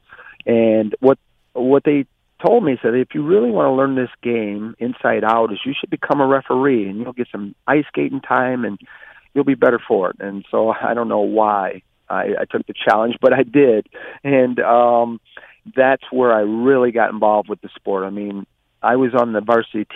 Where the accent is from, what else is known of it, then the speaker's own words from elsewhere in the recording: Flint, Michigan, United States; In Flint, it's quite an urbanized community, and when I was growing up, the normal games were football and basketball